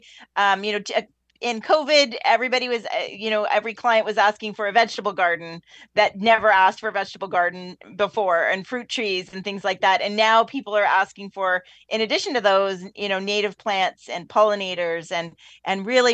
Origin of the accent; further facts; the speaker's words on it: Welland, Ontario, Canada; I'm actually from Welland, from the Niagara region